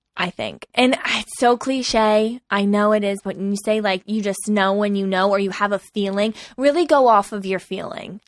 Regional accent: East Coast, United States; we're both from the East Coast, which I think has a different vibe than the totally. West Coast.

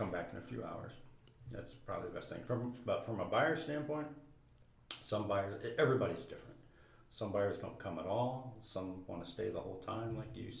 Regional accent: Lima, Ohio, United States; moved away; Moved back to Lima. I'm from Lima. Moved back to Lima 20-some years ago

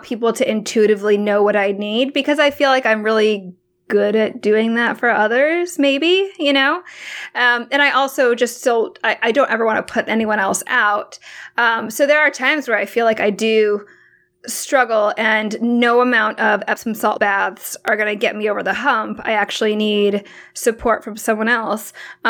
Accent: Hong Kong; born there; so my mom's from the Philippines and I was born in Hong Kong.

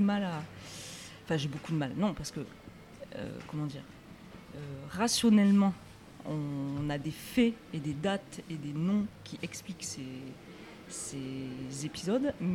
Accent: Rodez, Occitania, France; je viens de l'Aveyron

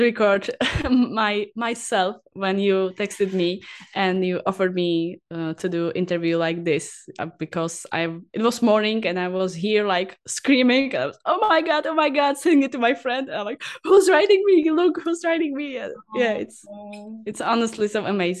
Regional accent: Prague, Czechia; I was born in Prague, and after that I live always near to Prague, and so even now I'm living near to Prague

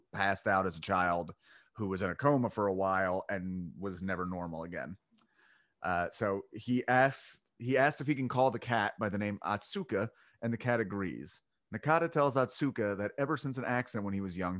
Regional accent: Delco, Pennsylvania, United States; I'm from Delco

